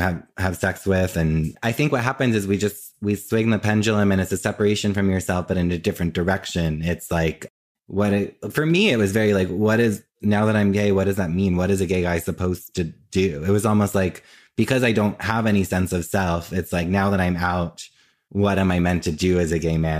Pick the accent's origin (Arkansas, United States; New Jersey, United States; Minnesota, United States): New Jersey, United States; now in New York, United States; I grew up in Jersey and I currently live in New York and I've always lived in New York or New Jersey